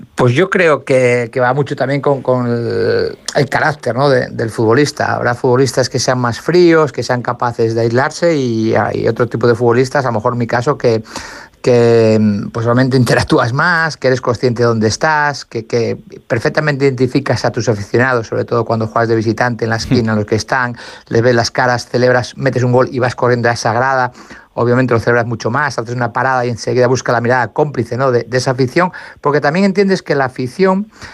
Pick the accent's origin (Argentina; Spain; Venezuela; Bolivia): Spain; Asturias; que soy asturiano